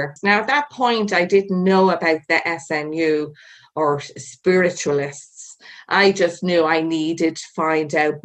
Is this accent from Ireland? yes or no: yes; Ireland; Being Irish